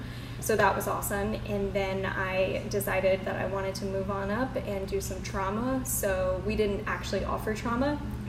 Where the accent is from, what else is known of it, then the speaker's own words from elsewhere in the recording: Connecticut, United States; now in Charleston, United States; So I am originally from Connecticut. I moved here in 2018 with my husband and my dogs.